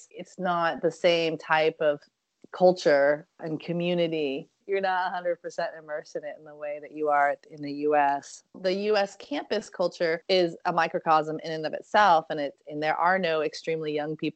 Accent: Oakland, California, United States; And everyone was asking, Oh, where are you from? Which is a really hard, you know, it's a really hard question for me because if I say I'm from Oakland, then people will say, "What high school did you go to?"

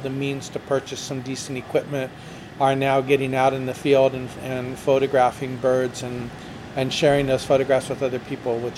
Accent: United States; moved away as an adult; now in Mexico; Absolutely, well, I'm American.

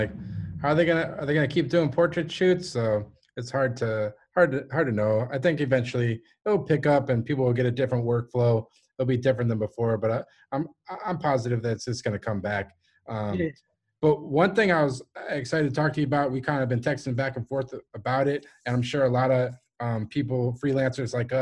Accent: Massachusetts, United States; moved away; we're both from Massachusetts

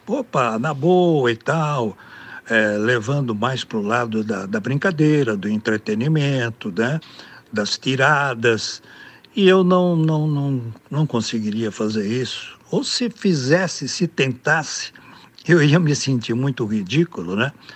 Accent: Americana, São Paulo, Brazil; eu sou do interior de São Paulo, sou de Americana, aqui na região metropolitana de Campinas, né? Nasci aqui, moro aqui

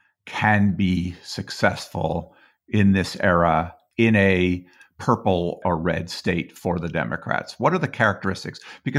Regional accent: Colorado, United States; I grew up in Colorado.

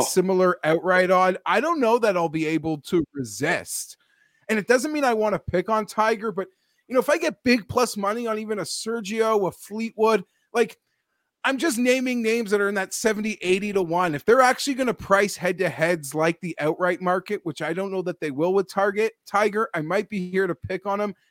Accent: Toronto, Ontario, Canada; born and raised in Toronto

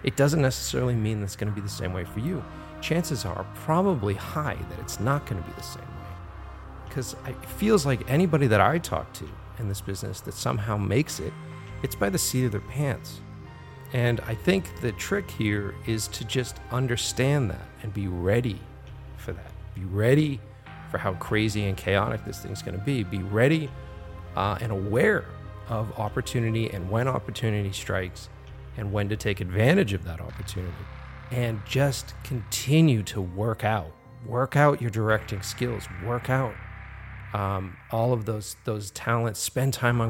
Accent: Boston, Massachusetts, United States; my hometown, Boston

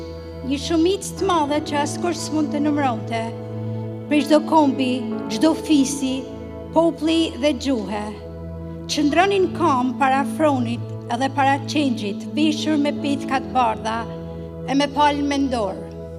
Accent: Albania; now in Windsor, Canada; I'm from Albania.

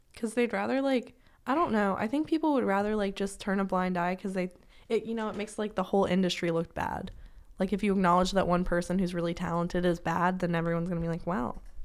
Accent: Washington, United States; moved away as an adult; now in Kentucky, United States; my hometown, I live in, like, the rural part of Washington

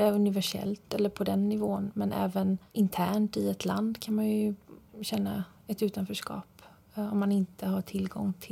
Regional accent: Frillesås, Halland County, Sweden; hur jag upplevde min barndom i Sverige. Hur livet såg ut helt enkelt som, som barn i Sverige

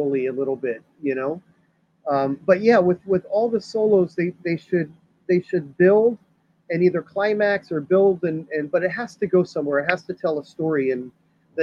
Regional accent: Miami, Florida, United States; growing up in Miami

